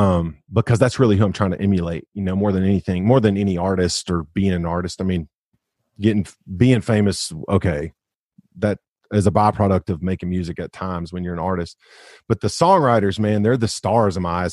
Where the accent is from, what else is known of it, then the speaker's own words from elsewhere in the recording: Arkansas, United States; I know there's no way I go as far as I do if I'm not from Arkansas